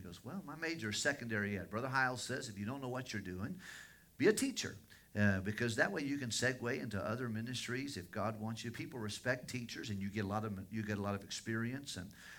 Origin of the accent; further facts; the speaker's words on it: Tennessee, United States; She was from Massachusetts, and I was from Tennessee